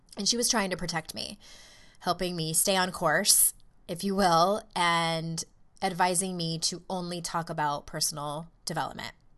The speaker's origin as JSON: {"language": "English", "region": "California", "country": "United States", "tie": "born or raised there", "said": "when I was in elementary school and growing up in California"}